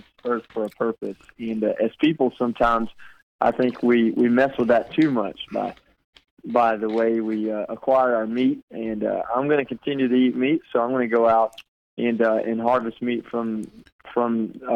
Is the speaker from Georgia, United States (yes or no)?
yes; Georgia, United States; moved away as an adult; now that I'm back in Georgia